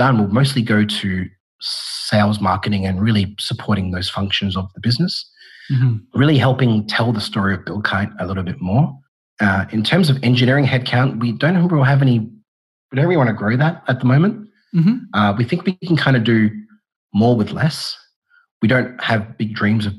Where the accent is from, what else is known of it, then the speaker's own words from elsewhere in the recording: Australia; also born or lived in Perth; I'm Australian and I'm based out of Perth